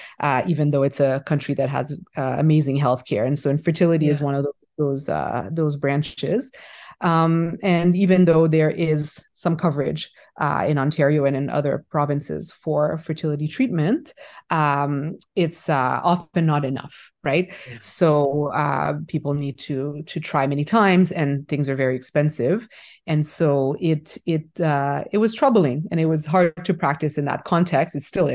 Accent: Haiti; moved away as an adult; also born or lived in United States / Canada; I am originally from Haiti, born and raised, and I moved away for my studies originally, first to the States and then to Canada.

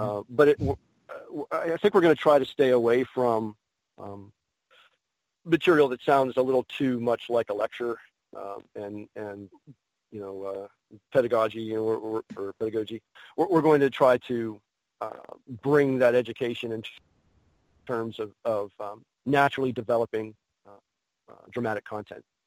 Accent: Pittsburgh, Pennsylvania, United States; a new con here in Pittsburgh. Um, that, that's my hometown

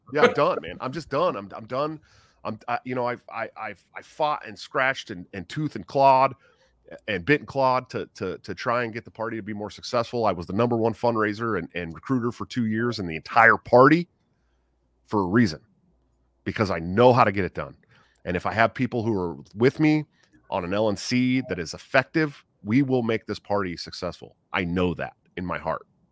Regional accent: Bay Area, right outside of San Francisco, California, United States; moved away; I grew up in the Bay Area right outside of San Francisco

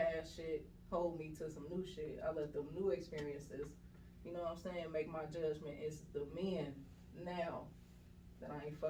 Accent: Chicago, Illinois, United States; moved away as an adult; now in Atlanta, United States; I am from Chicago, Illinois. Illinois. Well, I'm from the south side.

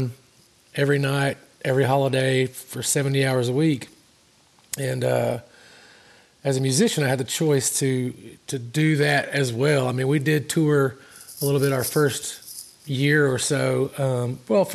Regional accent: Georgia, United States; moved away; my home state of Georgia

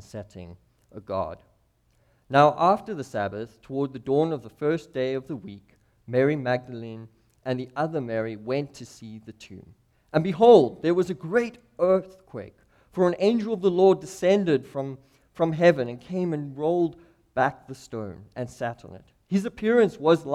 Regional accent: Clarens, Free State, South Africa; moved away as an adult; also born or lived in Cape Town, South Africa; now in Missoula, United States; I grew up in South Africa. We lived in the kind of central part of South Africa on the border of a nation called Lesotho

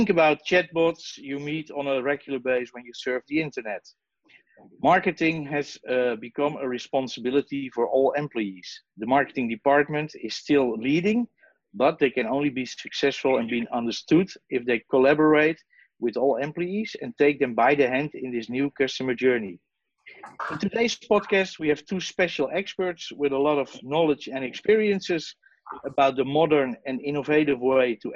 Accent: Amsterdam, North Holland, Netherlands; I'm from the Netherlands, Amsterdam.

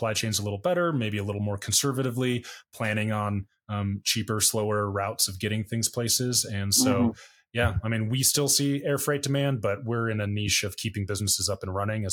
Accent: United States; As an American

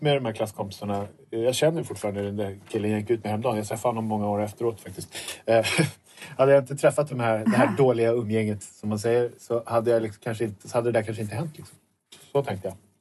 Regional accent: suburb of Stockholm, Stockholm County, Sweden; jag bor i, utanför Stockholm i en förort som jag kommer ifrån.

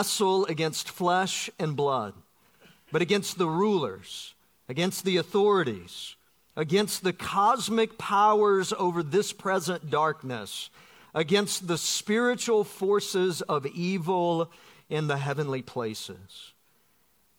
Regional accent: Georgia, United States; moved away as an adult; now in Florida, United States; Growing up in Georgia

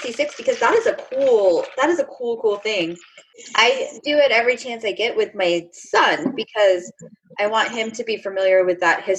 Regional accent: Arizona, United States; I grew up in Arizona

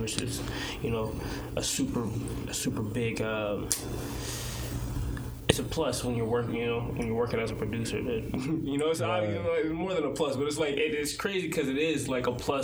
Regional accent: Norfolk, Virginia, United States; I'm from Norfolk/Chesapeake, Virginia.

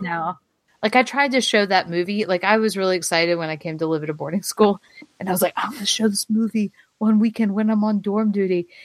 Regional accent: Alabama, United States; accent: Alabama; now in Alexandria, United States; my Alabama accent

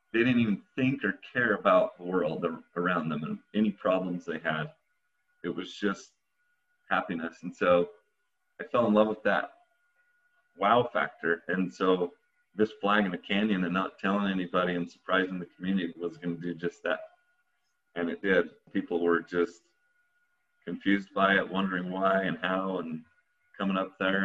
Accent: Utah, United States; being American kid here in Utah.

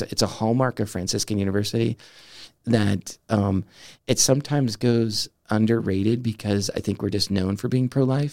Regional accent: Southern California, United States; moved away as an adult; also born or lived in Denver, Colorado; now in Steubenville, United States; growing up in Southern California

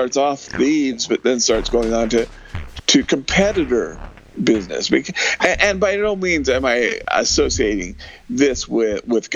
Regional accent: California, United States; when I grew up in California

